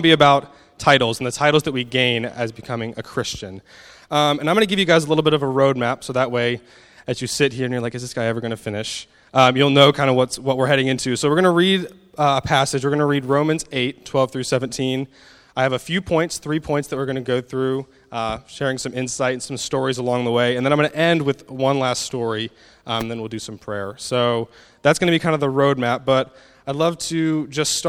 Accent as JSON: {"language": "English", "country": "United States", "moved": "yes", "said": "I'm an American, so I hope my accent isn't too hard to understand"}